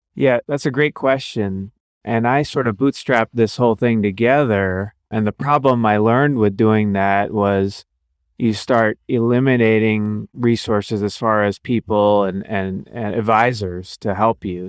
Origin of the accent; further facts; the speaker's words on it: Cincinnati, Ohio, United States; also born or lived in Akron, Ohio / Cleveland, Ohio / New Orleans, Louisiana / Chicago, Illinois; now in Columbus, United States; So I grew up in Ohio, Cincinnati